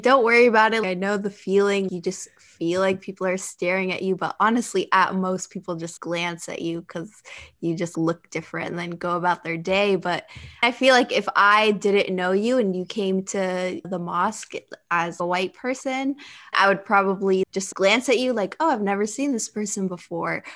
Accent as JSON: {"language": "English", "country": "United States", "tie": "born or raised there", "said": "although I'm culturally and ethnically Libyan, having grown up, but born and raised in the United States"}